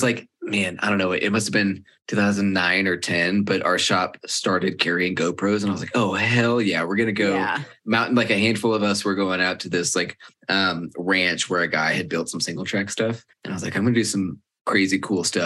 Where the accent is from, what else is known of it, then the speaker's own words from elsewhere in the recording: Dallas, Texas, United States; I'm from Dallas